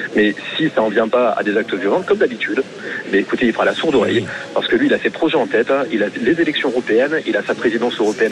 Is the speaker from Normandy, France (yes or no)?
no; Hauts-de-France, France; now in Béziers, France; aux Hauts-de-France, en fait c'est ma région natale